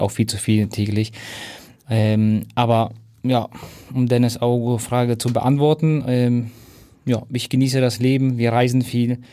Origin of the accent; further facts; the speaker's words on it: Hamburg, Germany; moved away; also born or lived in Munich; Ich bin ja Hamburger und bin zwar auf Umwegen über München dann wieder nach Hamburg gekommen.